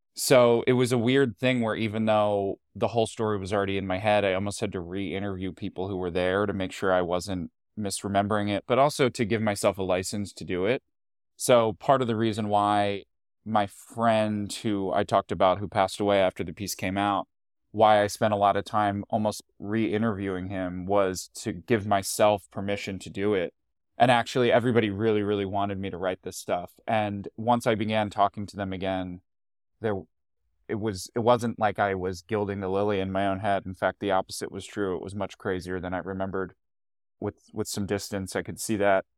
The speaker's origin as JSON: {"language": "English", "town": "Hatboro", "region": "Pennsylvania", "country": "United States", "tie": "born or raised there", "also_born_or_lived": "Queens, New York / Washington", "moved": "as an adult", "lives_now": "New York, United States", "said": "I grew up in a town right outside Philly called Hatboro"}